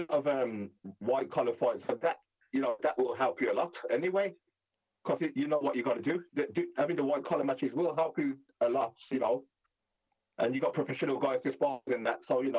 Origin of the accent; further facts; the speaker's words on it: Black Country, West Midlands, United Kingdom; accent: Black Country; I've got the worst accent. I've always said this: the Black Country accent is the worst accent.